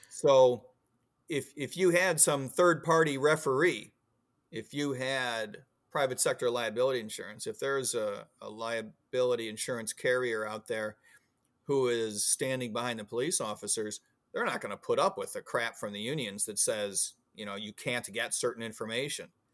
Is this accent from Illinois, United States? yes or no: yes; Illinois, United States; also born or lived in Florida; now in Virginia, United States; I grew up in Il, Illinois